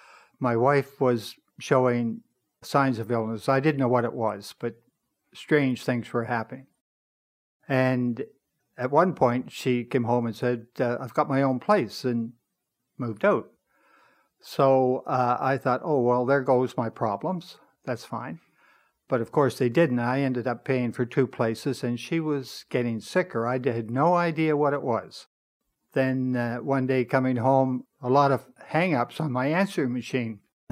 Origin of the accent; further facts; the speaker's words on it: Nova Scotia, Canada; now in Toronto, Canada; When I came to Toronto, I came in about 62 from Nova Scotia